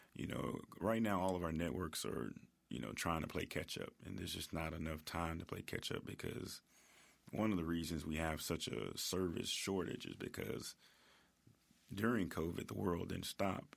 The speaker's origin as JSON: {"language": "English", "town": "Memphis", "region": "Tennessee", "country": "United States", "tie": "born or raised there", "said": "I'm originally from Whitehaven"}